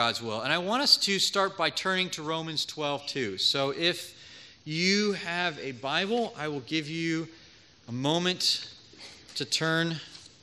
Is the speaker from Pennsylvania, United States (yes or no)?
yes; Philadelphia, Pennsylvania, United States; moved away as an adult; also born or lived in Georgia / St. Louis; I was born and raised in Philadelphia in the Germantown area, so not too far away from here